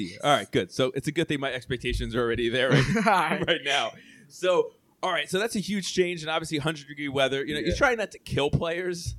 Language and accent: English; United States; I am Italian heritage, but I oh. am born in the U.S.